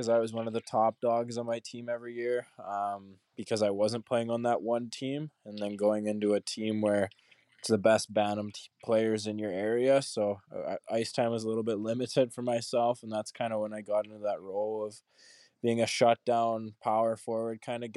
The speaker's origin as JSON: {"language": "English", "town": "Calgary", "region": "Alberta", "country": "Canada", "tie": "born or raised there", "said": "So I grew up in Canada, like you said. I'm from Calgary, which is in Alberta. Played all my minor hockey here in Calgary"}